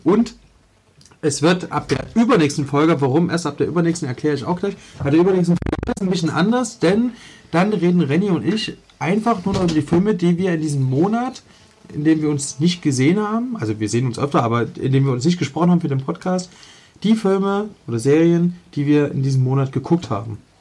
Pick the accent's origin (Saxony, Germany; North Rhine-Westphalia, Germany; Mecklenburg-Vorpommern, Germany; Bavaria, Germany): Saxony, Germany; Leipzig; ich bin in Leipzig-Reutnitz aufgewachsen